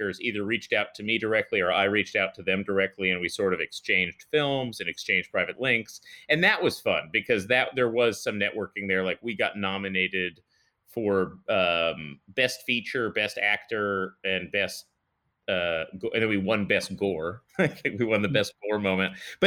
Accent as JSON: {"language": "English", "town": "Los Angeles", "region": "California", "country": "United States", "tie": "born or raised there", "also_born_or_lived": "New York / Austin", "said": "I grew up in North Hollywood"}